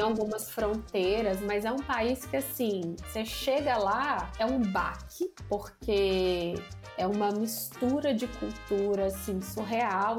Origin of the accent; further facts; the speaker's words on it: Brazil; a gente é brasileiro.